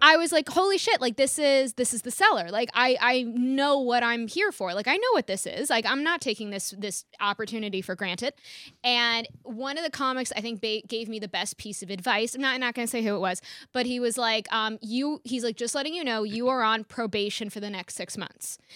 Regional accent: Rye, New York, United States; born or raised there

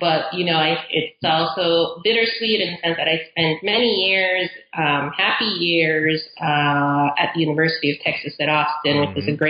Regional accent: Caribbean coast, Nicaragua; now in United States; So I'm originally from Nicaragua. I grew up there. My whole family's from there. And we're from the Caribbean coast of Nicaragua, which is used to be a British colony.

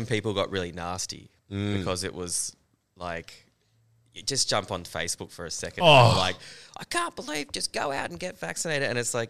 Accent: Perth, Western Australia, Australia; moved away as an adult; now in Melbourne, Australia; I'm originally from Perth.

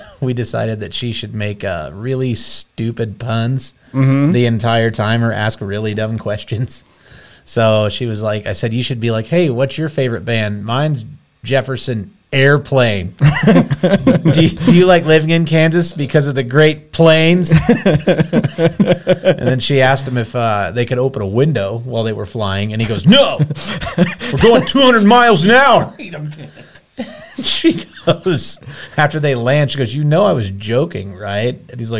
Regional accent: Canada; I'm from Canada. It's a Patriots hat.

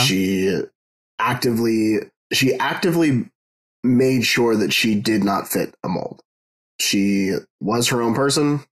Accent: Canada; because I'm Canadian

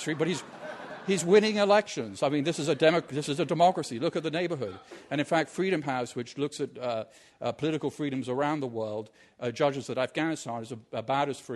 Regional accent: Washington, District of Columbia, United States; my hometown of Washington, D.C.

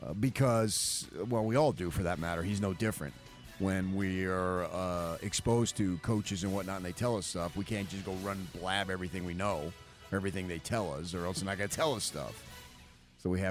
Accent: Northeast, United States; moved away; also born or lived in Phoenix; Growing up in the Northeast

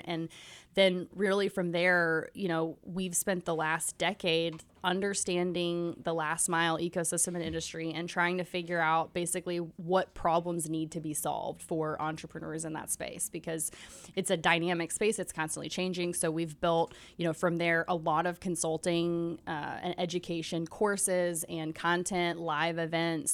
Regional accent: Nashville, Tennessee, United States; I'm born and raised in Nashville

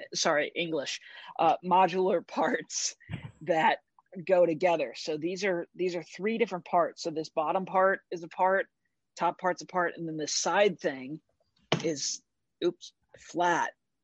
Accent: St. Louis, Missouri, United States; I was playing in my hometown, which is St. Louis, Missouri.

